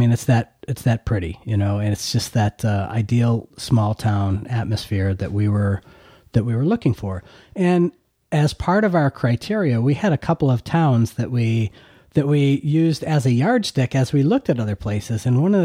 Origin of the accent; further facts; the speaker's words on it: Hamburg, New York, United States; I'm originally from Buffalo, actually Hamburg, New York, which is, south of Buffalo.